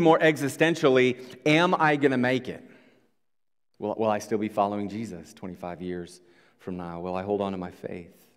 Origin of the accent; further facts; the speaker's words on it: Iowa, United States; moved away; we come from Iowa.